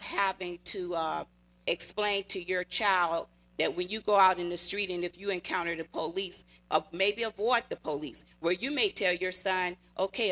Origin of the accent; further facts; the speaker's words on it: Natchez, Mississippi, United States; now in California, United States; I grew up in the South in Natchez, Mississippi